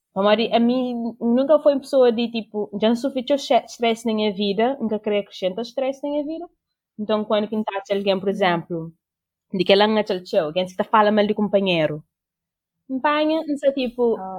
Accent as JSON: {"language": "Portuguese", "country": "Cape Verde", "moved": "yes", "lives_now": "Portugal", "said": "Eu sou cabo-verdiano"}